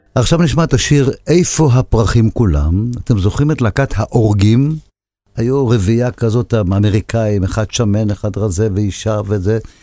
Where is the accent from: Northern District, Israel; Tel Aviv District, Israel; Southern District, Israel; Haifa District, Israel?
Haifa District, Israel; Haifa; אני באתי מחיפה